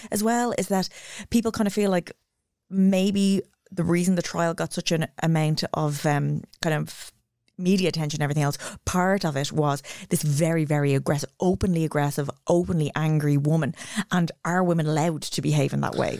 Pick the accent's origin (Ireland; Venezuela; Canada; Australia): Ireland; as Irish kids